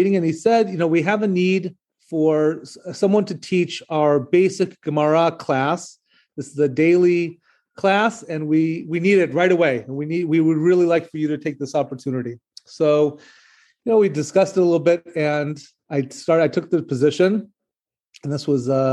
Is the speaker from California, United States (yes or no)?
no; Seattle, Washington, United States; moved away as an adult; also born or lived in Israel; now in Memphis, United States; I grew up in Seattle and I attended Jewish day schools